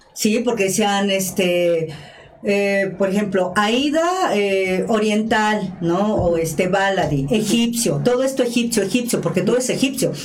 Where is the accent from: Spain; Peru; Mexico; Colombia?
Mexico; como mexicanos